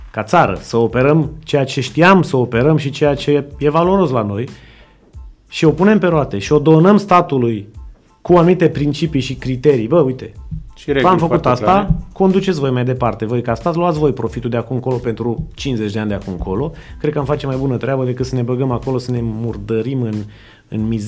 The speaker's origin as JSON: {"language": "Romanian", "town": "Reșița", "region": "Caraș-Severin County", "country": "Romania", "said": "Eu sunt din Reșița"}